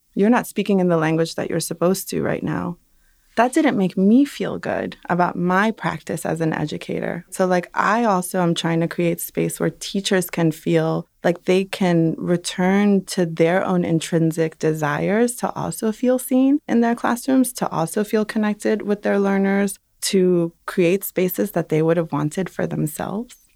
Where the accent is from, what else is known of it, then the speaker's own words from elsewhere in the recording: New York City, New York, United States; also born or lived in Dominican Republic; I'm a Dominican who emigrated from Dominican Republic, but I grew up in Brooklyn